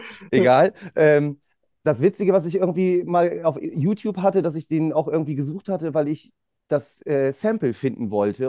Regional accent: Bremen, Germany; bei uns in Bremen

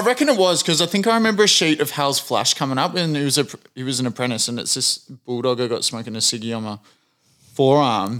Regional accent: Australia; a white Australian

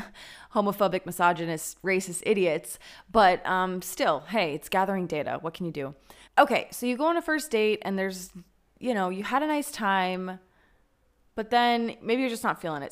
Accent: Denver, Colorado, United States; moved away as an adult; now in Tel Aviv, Israel; my hometown of Denver, Colorado

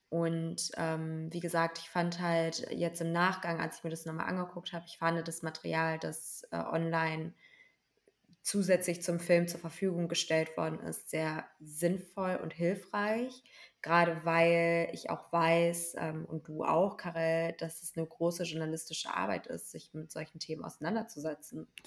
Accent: Germany; Also als Deutsche generally zu verstehen, okay, das ist Teil unserer Geschichte

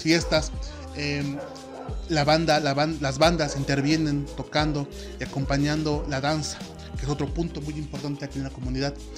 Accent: Oaxaca, Mexico; also born or lived in San Andrés Solaga, Oaxaca; yo soy de Oaxaca, yo soy oaxaqueño y actualmente vivo en la Sierra Norte del estado de Oaxaca

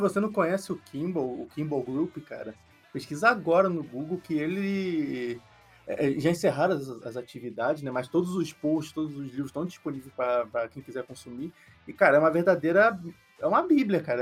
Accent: Rio de Janeiro, Brazil; Eu nasci e cresci no Rio de Janeiro

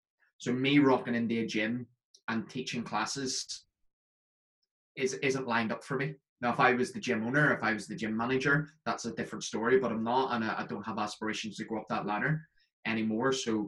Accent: Northern Ireland, United Kingdom; now in Scotland, United Kingdom; It's because I'm from Northern Ireland, but I live in Scotland, and my mates constantly tell me that my accent's changed slightly.

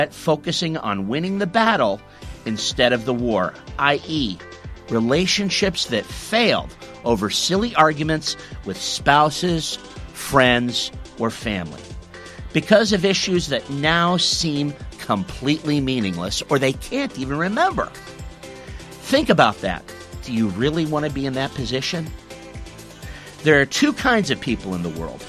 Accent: United States; now in Australia; my home country, the United States

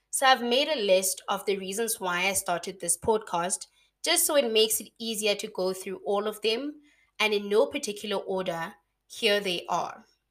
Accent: Mahikeng, North West, South Africa; moved away as an adult; now in Bloemfontein, South Africa; born and bred in Mafikeng, but I'm currently living and working in Bloemfontein

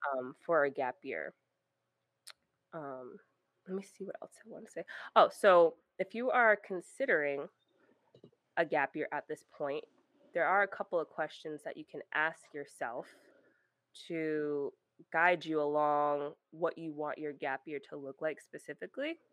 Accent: Rhode Island, United States; moved away as an adult; I was in Rhode Island, I grew up in Rhode Island, small

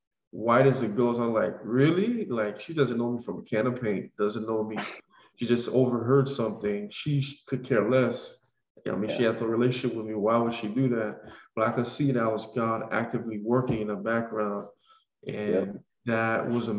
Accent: North Miami Beach, Florida, United States; we're both from Miami, Florida. I grew up in the neighborhood of North Miami Beach

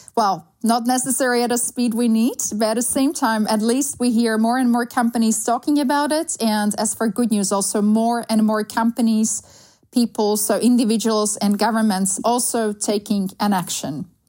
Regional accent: Slovakia; English is a second language; moved away as an adult; also born or lived in Sweden; now in Amsterdam, Netherlands; I grew up in Slovakia, so country that has abundance of beautiful, wonderful, clear nature

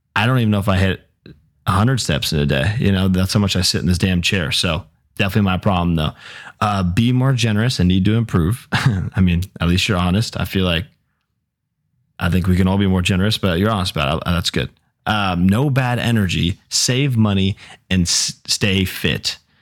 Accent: Newbury Park, California, United States; born or raised there

